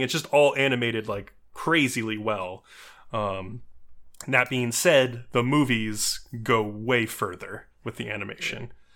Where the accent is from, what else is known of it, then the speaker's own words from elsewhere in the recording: New York, United States; As a New Yorker myself